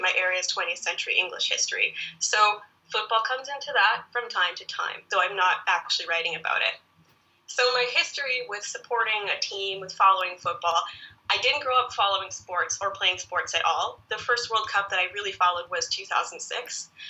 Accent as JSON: {"language": "English", "country": "Canada", "moved": "yes", "lives_now": "England", "said": "Okay, well, as I mentioned, I'm living in England. I am a Canadian."}